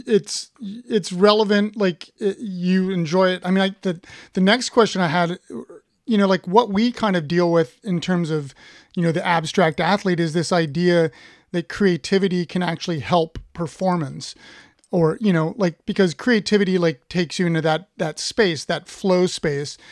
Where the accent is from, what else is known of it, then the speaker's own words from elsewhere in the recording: Ohio, United States; I'm from Ohio